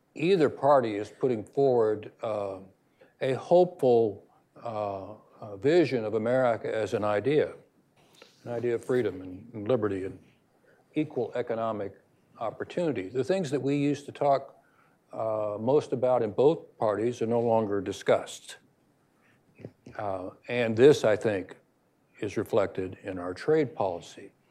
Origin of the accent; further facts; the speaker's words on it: United States; we as Americans have a special obligation